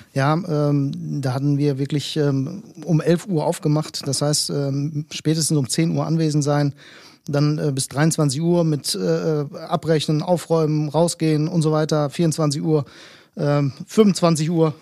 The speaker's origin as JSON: {"language": "German", "town": "Bielefeld", "region": "North Rhine-Westphalia", "country": "Germany", "tie": "born or raised there", "said": "Ich bin gebürtiger Bielefelder, äh, stamme allerdings, beziehungsweise meine Eltern stammen aus Griechenland"}